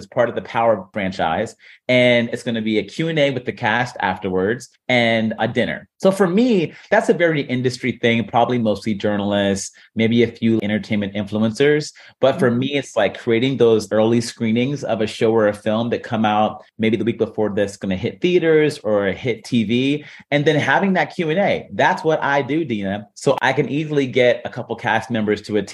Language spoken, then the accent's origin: English; Warren, Ohio, United States; I'm from Warren, Ohio.